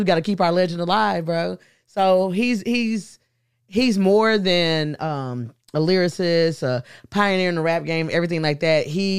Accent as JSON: {"language": "English", "town": "Houston", "region": "Texas", "country": "United States", "said": "I know I feel a little, you know, a little extra because I'm from Houston too, but at the same time, he's in our city."}